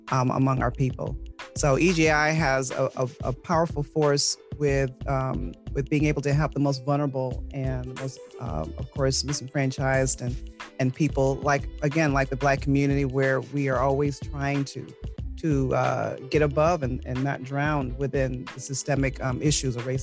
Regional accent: New York, United States; now in Greenville County, United States; I am a resident of Greenville County here, and I'm a transplant from New York, but I've been here long enough.

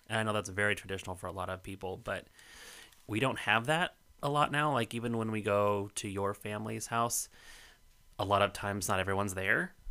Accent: Colorado, United States; moved away; entire streets of my hometown

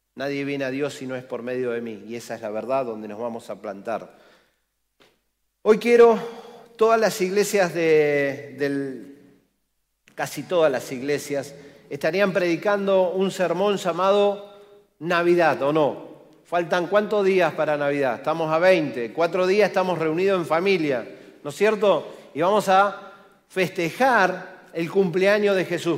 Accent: Argentina

